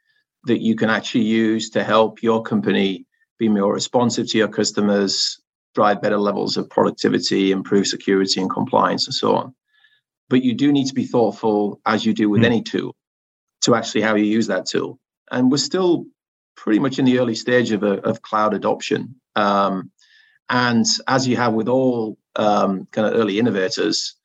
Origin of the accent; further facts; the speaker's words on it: the north of England, United Kingdom; accent: Northern English; my Northern English accent